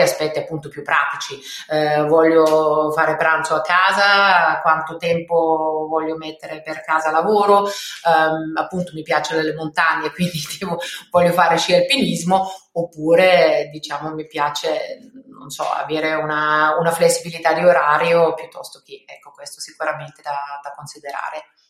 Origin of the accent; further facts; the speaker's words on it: Austria; Italian is a second language; moved away as an adult; also born or lived in Belgium / Paris, France / Lombardy, Italy; now in Italy; io non sono italiana, sono austriaca, quindi um, ho iniziato la mia, la mia carriera all, all'estero, quindi in Austria